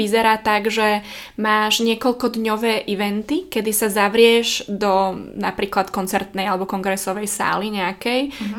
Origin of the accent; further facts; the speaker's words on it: Slovakia; zo Slovenska sme